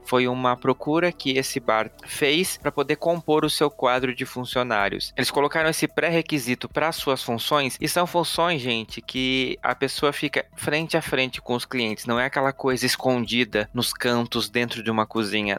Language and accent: Portuguese; Blumenau, Santa Catarina, Brazil; moved away; also born or lived in Porto Alegre; Blumenau, minha cidade natal